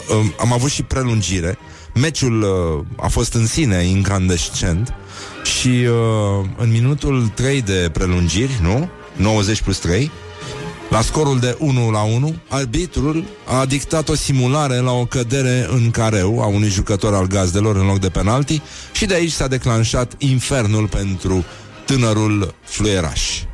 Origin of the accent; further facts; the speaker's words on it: Romania; noi suntem români